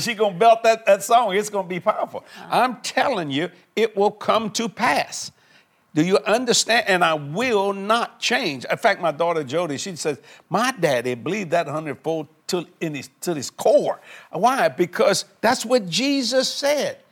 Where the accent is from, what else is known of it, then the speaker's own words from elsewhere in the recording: South Louisiana, United States; I'm just a Cajun boy from South Louisiana